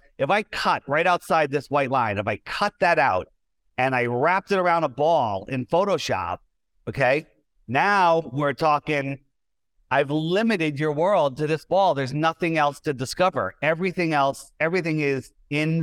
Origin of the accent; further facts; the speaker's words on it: East Coast of the United States, United States; I was born on the East Coast of the United States